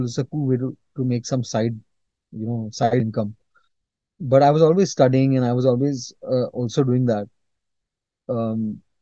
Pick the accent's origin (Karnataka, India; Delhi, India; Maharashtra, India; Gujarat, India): Maharashtra, India; Mumbai; I was born in Bombay, and I'm brought up in Bombay as well.